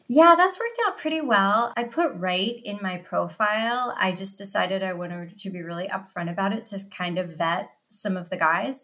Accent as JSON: {"language": "English", "town": "Philadelphia", "region": "Pennsylvania", "country": "United States", "said": "I'm from the Philadelphia area"}